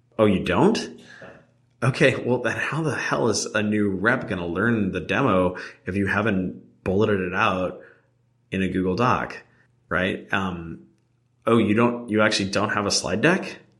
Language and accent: English; New Jersey, United States; I'm actually from Jersey, too.